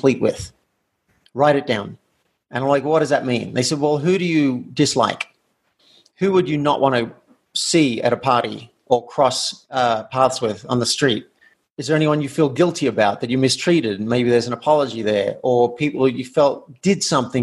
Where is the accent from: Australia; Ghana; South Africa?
Australia; moved away as an adult; I grew up in Australia in a country town where it did not pay to be different.